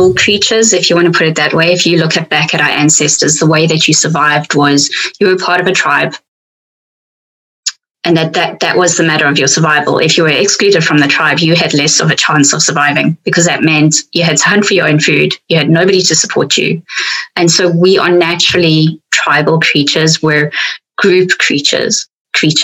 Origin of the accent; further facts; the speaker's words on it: South Africa; accent: South African; my South African accent